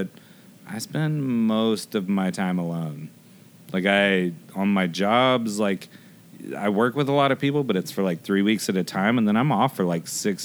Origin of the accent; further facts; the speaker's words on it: Hoover, Alabama, United States; also born or lived in Atlanta, Georgia; I grew up in Hoover.